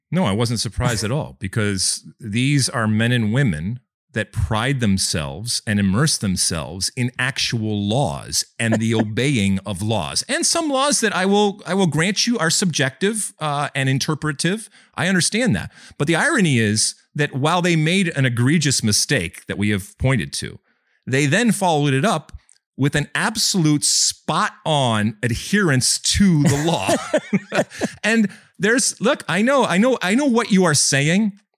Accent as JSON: {"language": "English", "country": "United States"}